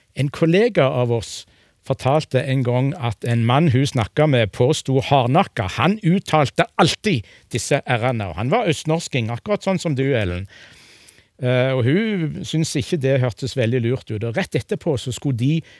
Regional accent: Egersund, Rogaland, Norway; Jeg kommer fra Egersund, eh, men jeg har det verre enn begge de to andre, for jeg har aldri snakka egersundsk

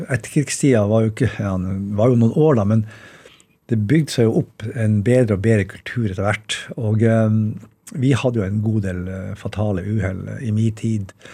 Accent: Bodø, Nordland, Norway; siden jeg er fra Bodø.

